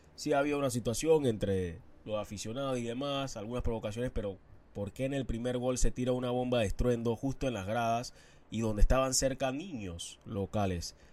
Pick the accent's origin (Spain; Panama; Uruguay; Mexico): Panama; Somos panameños